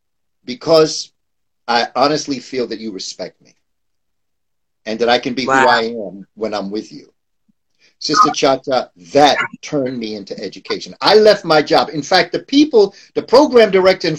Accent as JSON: {"language": "English", "town": "New York City", "region": "New York", "country": "United States", "tie": "born or raised there", "said": "born and raised in New York, grew up in the Amsterdam Projects down by Lincoln Center"}